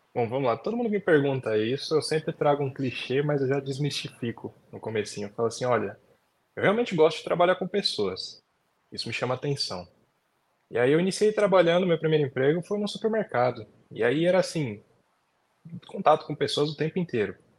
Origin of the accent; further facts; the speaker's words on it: São Paulo, Brazil; eu nasci fui criado aqui em São Paulo. Zona Norte.